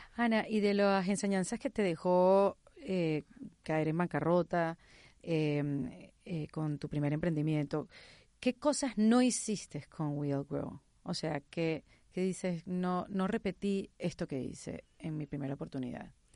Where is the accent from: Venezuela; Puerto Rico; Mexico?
Venezuela; first language Spanish; now in Miami, United States; Yo que soy venezolana, que vivo en Miami y que toda mi vida me he comunicado en español